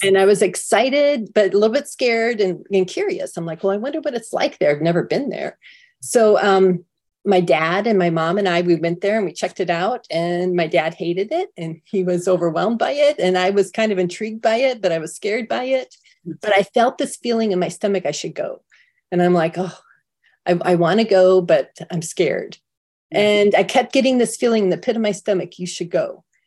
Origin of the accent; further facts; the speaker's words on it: San Diego, California, United States; I'm from San Diego